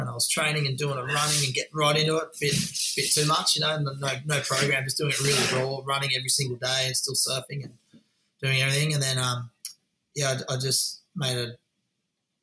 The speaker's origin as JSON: {"language": "English", "town": "Cronulla", "region": "New South Wales", "country": "Australia", "tie": "born or raised there", "also_born_or_lived": "Gold Coast", "said": "growing up in Cronulla was epic"}